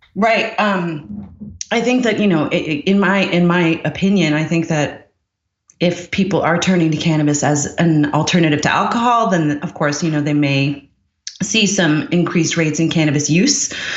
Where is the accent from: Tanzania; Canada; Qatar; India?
Canada; Newfoundland and Labrador; moved away; also born or lived in Montreal / Ireland / United Kingdom / Seattle; I grew up in Newfoundland.